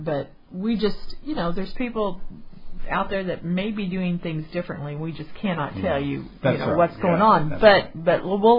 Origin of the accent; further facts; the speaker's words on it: Canada; But me being Canadian, it's not that easy to do.